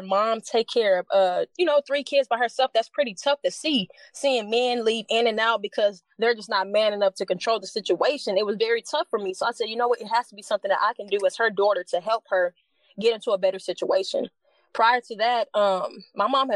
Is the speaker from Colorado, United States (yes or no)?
no; Dallas, Texas, United States; also born or lived in Grand Prairie, Texas; I'm from Dallas, Texas, right? Born and raised Baylor Hospital, to be exact